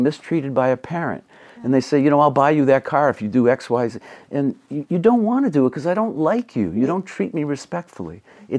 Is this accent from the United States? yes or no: yes; Massachusetts, United States; accent: Massachusetts; we would kid about her accent, my accent, Massachusetts accent